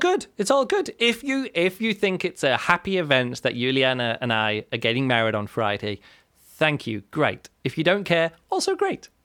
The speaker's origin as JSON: {"language": "English", "region": "England", "country": "United Kingdom", "moved": "yes", "lives_now": "Germany", "said": "I'm from England, the U K, we live in Germany."}